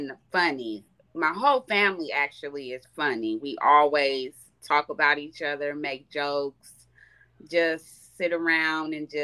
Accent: Nebraska, United States; now in Las Vegas, United States; I am from Nebraska

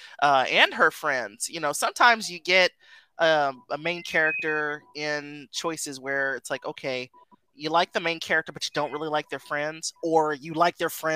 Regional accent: California, United States; I'm from California myself

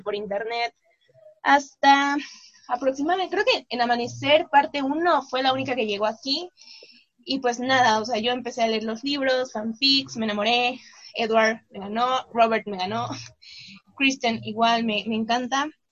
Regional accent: Mexico; soy mexicana, tengo 22 años

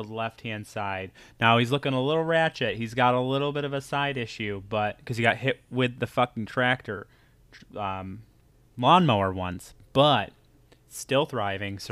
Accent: New York, United States; We're from the Northeast, New York

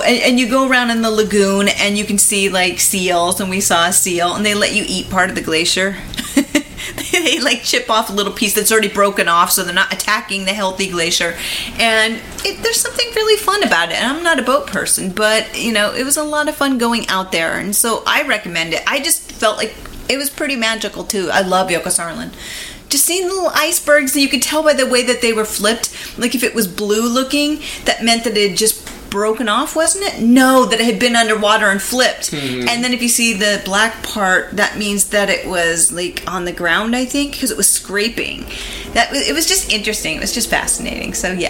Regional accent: California, United States; from California.

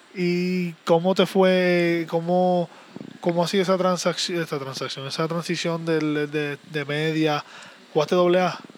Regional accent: San Juan, Puerto Rico; nací en Santurce, pero pues, uno que es Santurce, mi papá es de Cagua

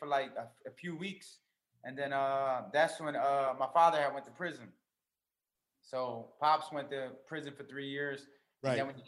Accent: Philadelphia, Pennsylvania, United States; I'm Puerto Rican, born and raised in North Philadelphia

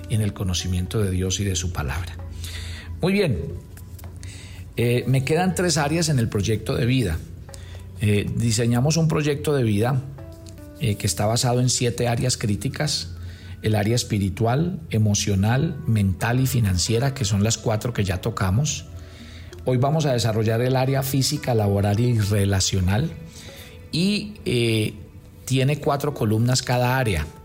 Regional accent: Colombia; como buenos colombianos, ahí mismo empezaron a pedir la agenda

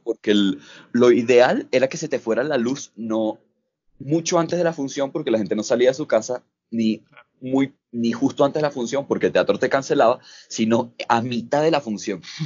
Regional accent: Caracas, Capital District, Venezuela; moved away as an adult; now in Bogotá, Colombia; soy de Caracas. Estoy viviendo ahorita en Bogotá

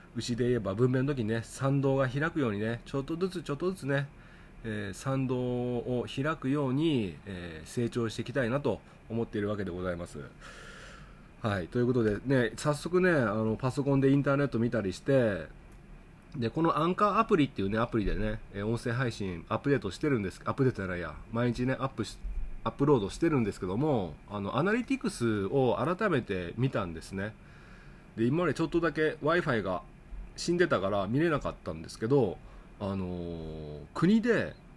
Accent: Okayama, Japan; 僕の地元、岡山

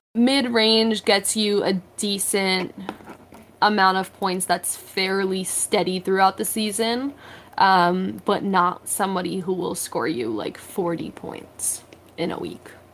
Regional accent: New York, United States; also born or lived in Massachusetts; I'm originally from New York

